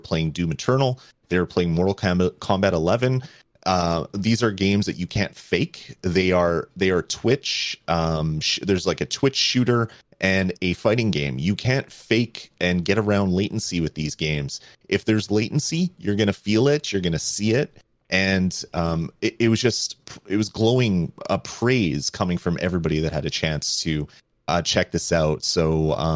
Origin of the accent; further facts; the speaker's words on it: Canada; being a Canadian